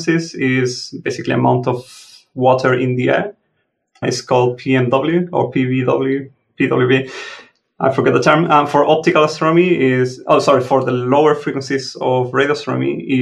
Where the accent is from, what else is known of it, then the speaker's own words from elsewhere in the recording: Chile; moved away as an adult; also born or lived in Germany; now in Australia; I'm originally from Chile, and in Chile, there are many observatories